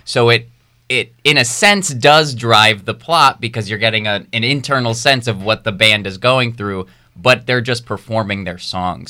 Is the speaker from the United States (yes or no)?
yes; Rhode Island, United States; moved away; I was born and raised in Rhode Island